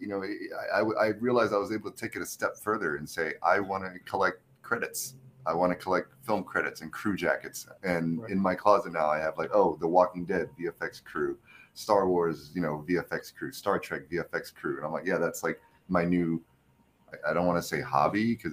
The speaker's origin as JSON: {"language": "English", "region": "Texas", "country": "United States", "tie": "born or raised there", "said": "being an Asian American kid growing up in Texas"}